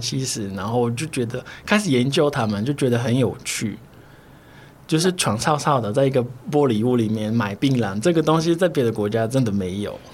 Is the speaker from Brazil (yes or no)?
yes; Brazil; Chinese is a second language; now in Taiwan; 我是巴西来的，所以我中文不是很标准